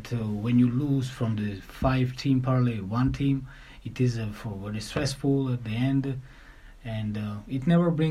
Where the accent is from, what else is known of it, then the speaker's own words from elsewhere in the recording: Tbilisi, Georgia; English is a second language; I'm coming from Republic of Georgia, capital, Tbilisi.